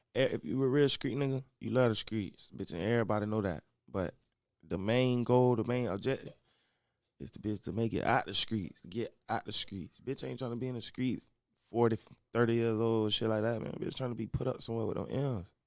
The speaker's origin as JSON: {"language": "English", "town": "Orlando", "region": "Florida", "country": "United States", "said": "I'm from Orlando, Florida. Rico Cartel, Silver Pines"}